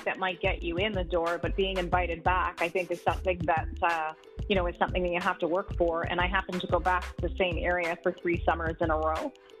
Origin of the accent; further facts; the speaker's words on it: Montreal, Quebec, Canada; moved away as an adult; also born or lived in New Brunswick / Atlantic Canada; now in Toronto, Canada; I grew up in Montreal, so I started my career in Montreal.